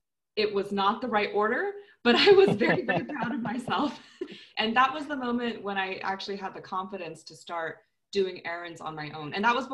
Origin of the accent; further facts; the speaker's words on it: United States; now in Bulgaria; I'm Chinese American, so I don't look very Bulgarian.